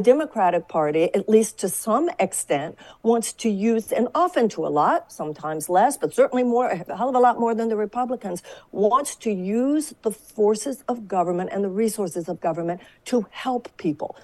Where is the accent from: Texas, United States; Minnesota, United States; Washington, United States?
Texas, United States; I come from Texas